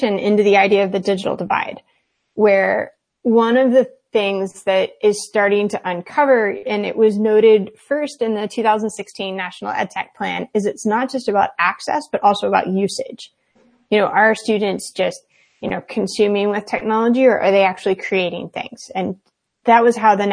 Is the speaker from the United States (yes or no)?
yes; the South, United States; I grew up in the South and it was very Southern conservative